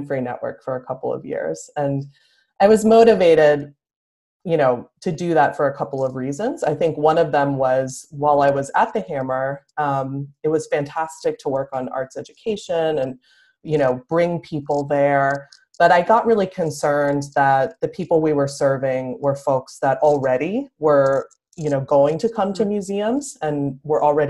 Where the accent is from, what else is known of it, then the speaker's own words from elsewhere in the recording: Philadelphia, Pennsylvania, United States; moved away as an adult; now in Los Angeles, United States; I grew up on the East Coast and in Philadelphia